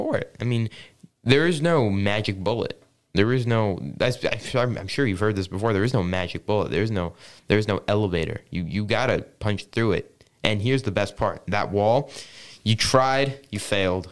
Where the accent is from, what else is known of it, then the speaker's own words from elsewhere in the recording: San Francisco, California, United States; now in Saudi Arabia; I am from San Francisco, California